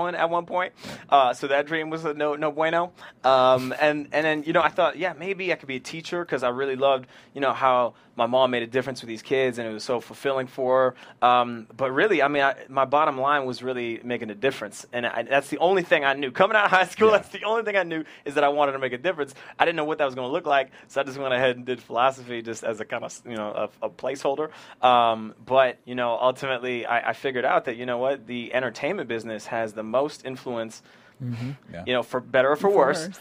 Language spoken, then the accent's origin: English; Ottawa, Ontario, Canada; moved away as an adult; my hometown in Ottawa